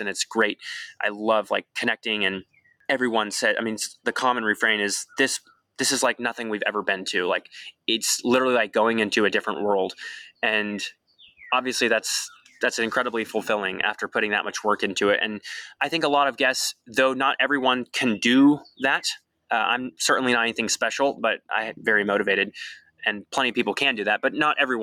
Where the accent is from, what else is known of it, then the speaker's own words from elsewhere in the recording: Pacific Northwest, United States; now in Waco, United States; growing up in the Pacific Northwest